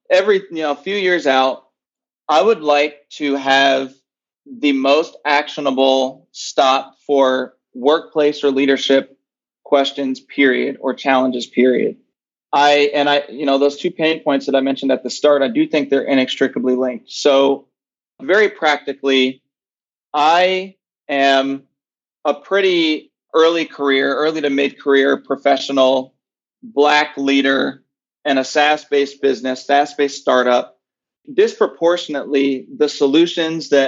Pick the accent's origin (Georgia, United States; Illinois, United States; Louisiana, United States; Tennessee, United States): Tennessee, United States; Nashville; Yeah, so I grew up in Nashville, Tennessee.